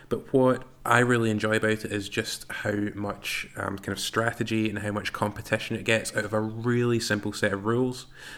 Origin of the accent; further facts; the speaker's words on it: Glasgow, Scotland, United Kingdom; I'm from Glasgow.